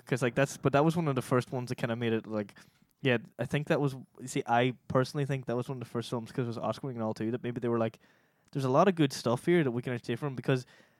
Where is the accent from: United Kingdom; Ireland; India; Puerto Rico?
Ireland; we're Irish